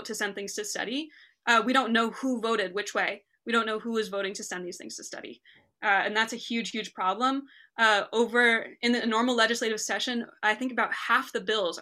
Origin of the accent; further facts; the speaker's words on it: New Jersey, United States; now in Massachusetts, United States; I grew up in New Jersey and the public school system